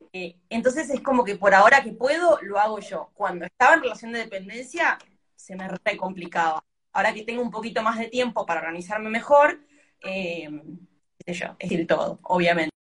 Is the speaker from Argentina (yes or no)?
yes; Argentina; nuestra cultura de Argentina